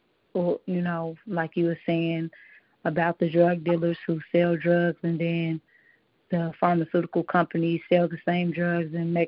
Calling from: Las Vegas, Nevada, United States; I'm calling from Las Vegas, Nevada.

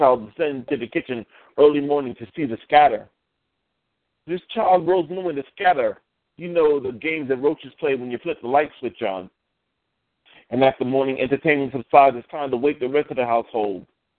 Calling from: New York, United States; I am calling from New York.

